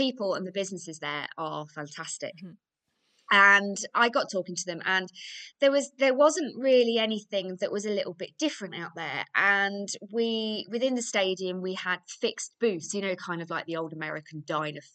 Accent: Grantham, East Midlands, United Kingdom; my hometown, which is Grantham in Lincolnshire

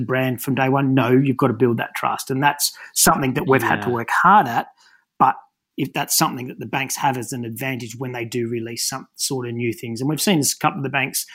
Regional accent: Newcastle, New South Wales, Australia; growing up in Newcastle

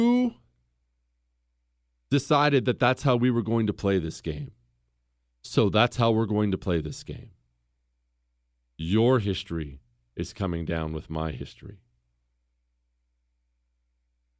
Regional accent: Montana, United States; I come from Montana

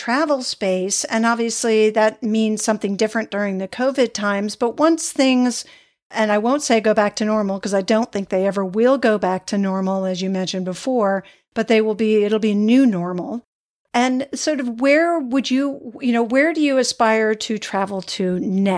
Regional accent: New England, United States; growing up in New England

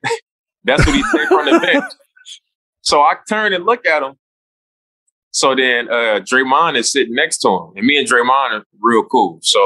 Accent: Oakland, California, United States; Like, I'm from Oakland.

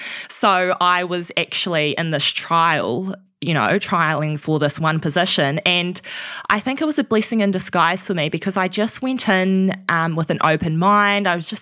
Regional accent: Auckland, New Zealand; I grew up in Auckland, a family of seven, so quite a big family

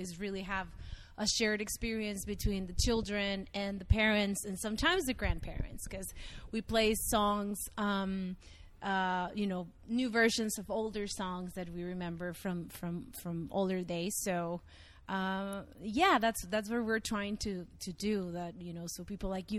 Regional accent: Monterrey, Nuevo León, Mexico; moved away as an adult; now in New York, United States; I was born and raised in Monterrey, Mexico, and I chose New York to be my home

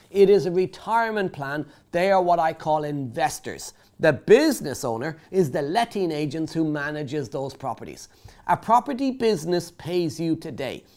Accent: Ireland; now in United Kingdom; I grew up in Ireland, I moved to the UK

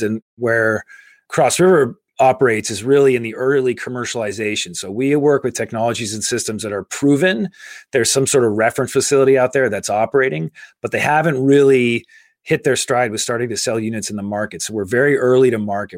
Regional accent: Carlisle, Massachusetts, United States; I grew up in Carlisle, Massachusetts, a small

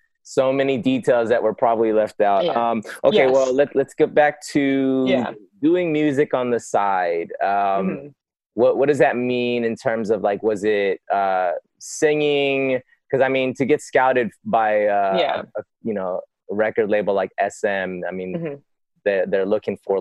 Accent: Los Angeles, California, United States; I grew up in Northridge

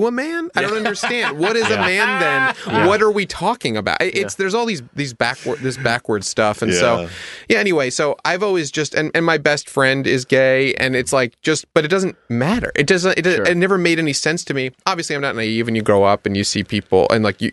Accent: Westchester, New York, United States; also born or lived in Manhattan, New York / Park Slope, Brooklyn; I was born in Manhattan and then lived in Park Slope and then we moved to Westchester

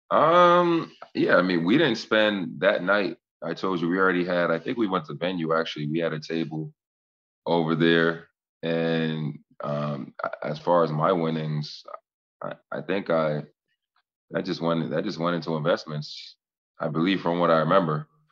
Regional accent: Boston, Massachusetts, United States; I'm from Boston, so I had a ton of people there.

